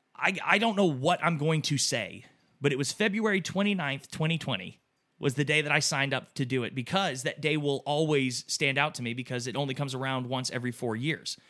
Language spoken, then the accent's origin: English; Texas, United States; growing up in Texas, you were obviously raised to think differently of people